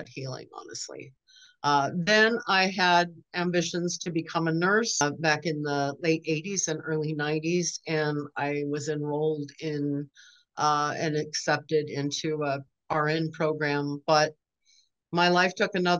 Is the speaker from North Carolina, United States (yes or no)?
no; Southern California, United States; moved away as an adult; now in Northwest Arkansas, United States; I was born and raised in Southern California, and lived all over down there